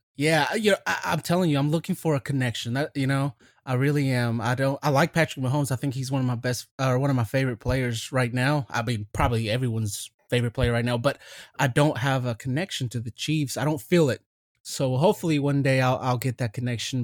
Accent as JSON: {"language": "English", "country": "Mexico", "tie": "born or raised there", "moved": "yes", "said": "I was born in Mexico"}